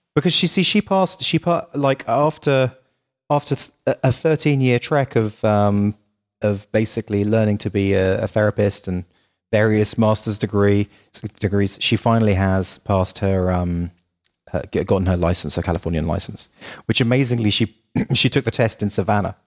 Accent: United Kingdom; moved away as an adult; also born or lived in Los Angeles, United States; as a Brit

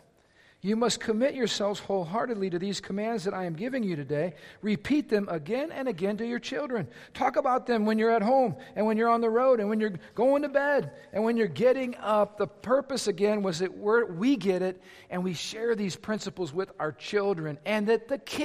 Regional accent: Lake County, Indiana, United States; I was raised right here in Lake County, Indiana. I'm a region rat.

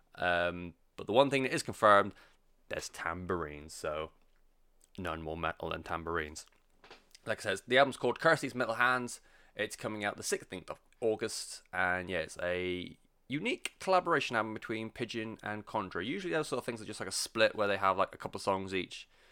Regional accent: England, United Kingdom; I'm English and I anglicize everything

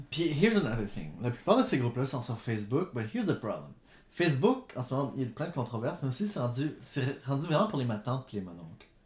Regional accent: Gatineau, Quebec, Canada; j'ai grandi à Elmer, juste à côté de la forêt, and that's where I grew up

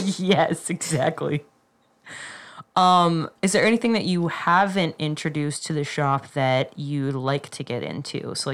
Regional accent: Colorado, United States; we're from Colorado

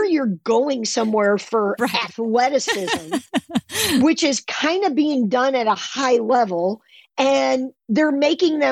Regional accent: Champaign, Illinois, United States; now in Milwaukee, United States; I grew up in Champaign, Illinois

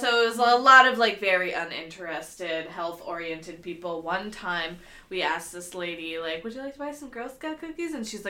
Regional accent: Portland, Oregon, United States; growing up in Portland, like, if you had a pool, you were fucking rich. Because, like, very few, like, middle-class people here have pools because it's Oregon and it rains 9 months out of the year.

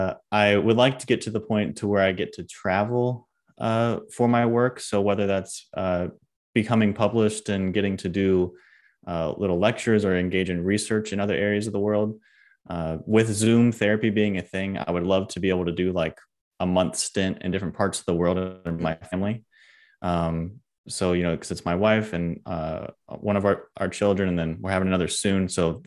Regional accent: Homestead, Florida, United States; I'm actually from Homestead, Florida, like, by Miami.

